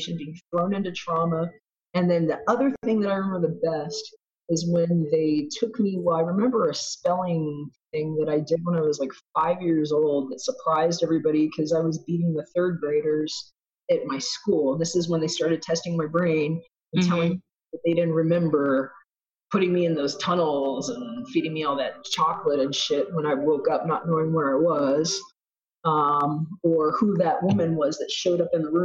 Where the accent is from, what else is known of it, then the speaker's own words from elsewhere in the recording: Texas, United States; also born or lived in Brooklyn, New York; I was born in Brooklyn, grew up in Texas